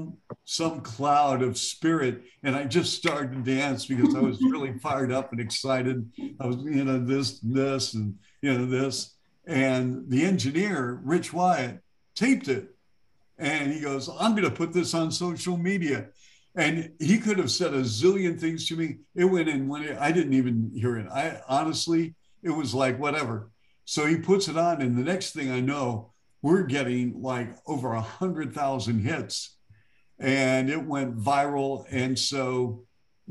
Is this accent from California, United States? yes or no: no; Seattle, Washington, United States; moved away; I'm from Seattle